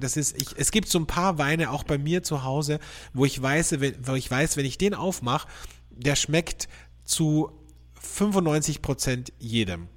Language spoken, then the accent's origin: German; Austria; bei uns in Österreich